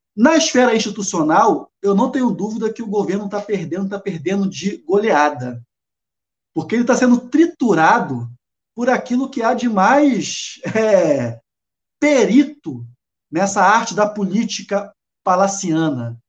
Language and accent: Portuguese; Rio de Janeiro, Brazil; moved away as an adult; now in Salvador, Brazil; Eu sou carioca, mas moro aqui com muito orgulho em Salvador